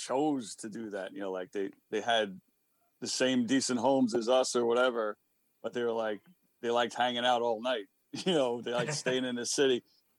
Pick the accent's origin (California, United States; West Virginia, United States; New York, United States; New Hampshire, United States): New York, United States; New York City; me and Peter are two guys from Queens.